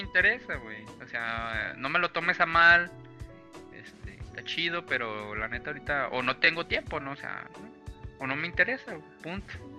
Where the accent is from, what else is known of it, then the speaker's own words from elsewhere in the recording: Mexico; Somos mexicanos